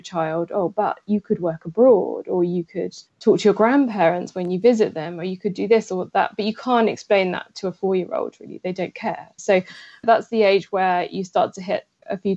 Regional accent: England, United Kingdom; I'm married to an Italian and I'm English

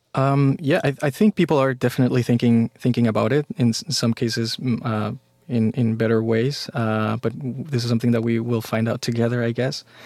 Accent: Mexico; now in United States; I grew up in Mexico

